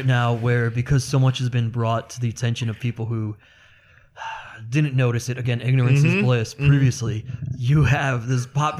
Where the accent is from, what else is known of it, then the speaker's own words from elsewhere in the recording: Maple Heights, Ohio, United States; I grew up when I was a little kid. I grew up in Maple Heights.